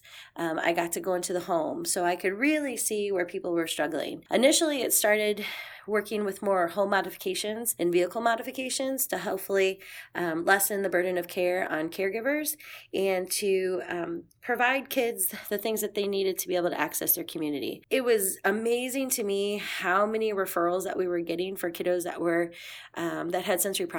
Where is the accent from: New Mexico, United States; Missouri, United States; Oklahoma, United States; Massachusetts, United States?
Missouri, United States; St. Louis; moved away as an adult; also born or lived in Fort Bragg, North Carolina; we decided to move back to my hometown, which is here in St. Louis